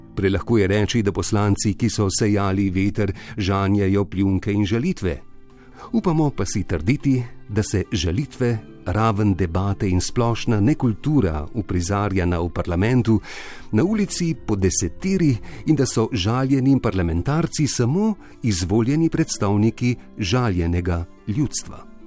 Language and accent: Slovenian; Slovenia; smo Slovenci izumili demokracijo prej, kot smo izumili parkirišča